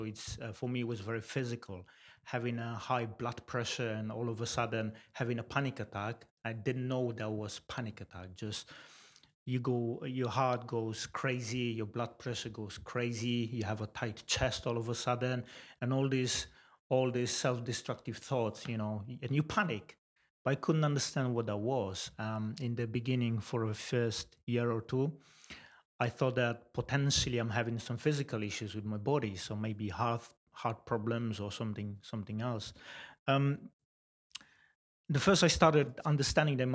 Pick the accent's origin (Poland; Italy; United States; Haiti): Poland; moved away as an adult; now in Swindon, United Kingdom; I was born in Poland 34 years ago, and I moved to UK about 12 years ago, 2007